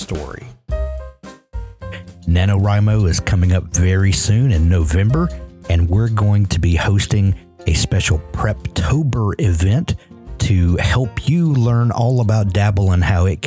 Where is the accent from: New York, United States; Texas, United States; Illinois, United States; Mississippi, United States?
Mississippi, United States; South; I'm from South Mississippi, so we cling to our storytelling heritage.